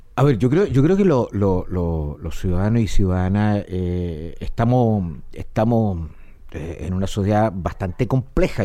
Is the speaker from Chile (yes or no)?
yes; Chile; tenemos muchos chilenos